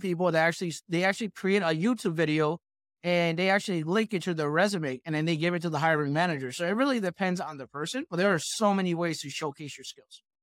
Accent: New York, United States; I'm from New York, I went to Manhattan

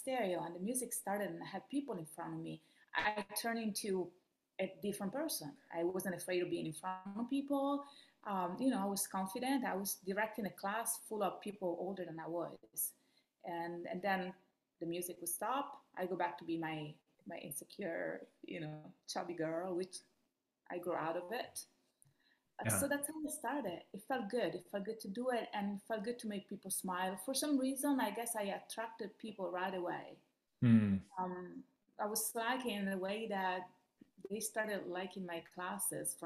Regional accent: Rome, Lazio, Italy; English is a second language; moved away as an adult; also born or lived in Miami Beach, United States; now in United States; I'm from Rome, Italy. That's where I grew up.

